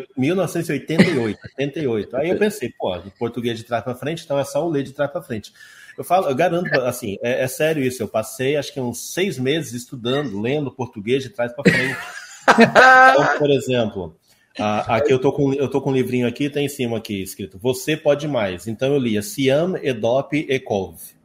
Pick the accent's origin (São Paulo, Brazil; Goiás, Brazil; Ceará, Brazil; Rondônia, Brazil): Rondônia, Brazil; also born or lived in Santa Helena, Paraná / Curitiba, Paraná / Ji-Paraná, Rondônia; eu vim para cá, eu tinha dois, três anos de idade, então eu cresci aqui. Hum. Eu sou rondoniense de coração